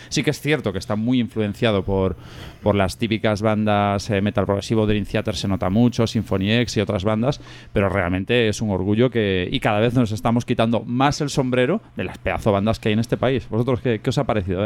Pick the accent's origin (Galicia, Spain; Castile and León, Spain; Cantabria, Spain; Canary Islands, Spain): Galicia, Spain; Pontevedra; soy de allí de Pontevedra